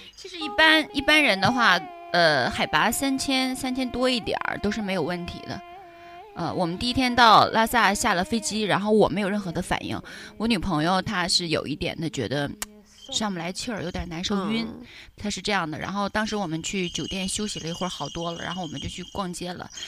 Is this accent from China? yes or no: yes; China; 我说内地